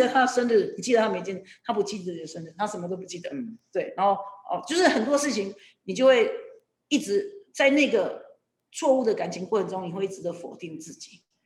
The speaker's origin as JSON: {"language": "Chinese", "region": "Kinmen County", "country": "Taiwan", "tie": "born or raised there", "said": "我从政的目的其实也是为我的家乡OK。为了金门"}